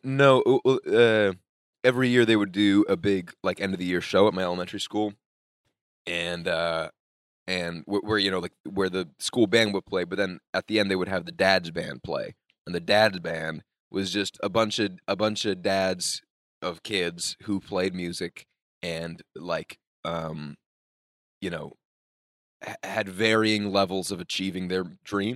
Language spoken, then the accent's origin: English; New York, United States; I'm from New York